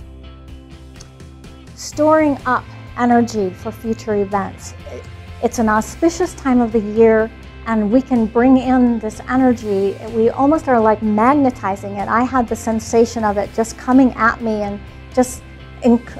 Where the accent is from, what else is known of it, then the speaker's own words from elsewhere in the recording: Northern Wisconsin, United States; I'm from Northern Wisconsin